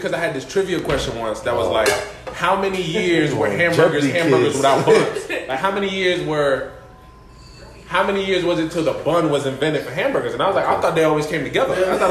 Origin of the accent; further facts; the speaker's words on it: Ethiopia; moved away; also born or lived in Greenville, North Carolina; I grew up in Ethiopia.